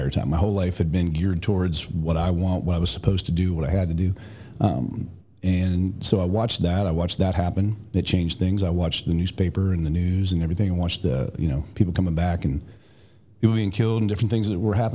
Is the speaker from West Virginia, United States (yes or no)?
yes; West Virginia, United States; moved away as an adult; also born or lived in Tampa, Florida; now in Columbus, United States; it was a great place to grow up